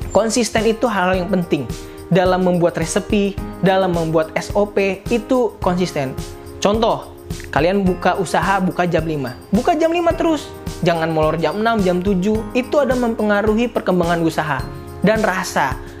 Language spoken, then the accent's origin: Indonesian; Slipi, Jakarta, Indonesia; sedangkan nih saya warga asli Sleepy